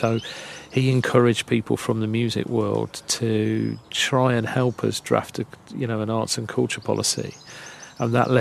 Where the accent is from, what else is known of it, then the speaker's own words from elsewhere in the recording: Kidderminster, West Midlands, United Kingdom; I grew up in Kidderminster in the Midlands